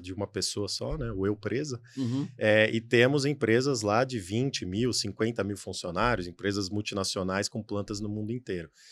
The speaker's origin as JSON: {"language": "Portuguese", "region": "São Paulo", "country": "Brazil", "said": "sou de São Paulo"}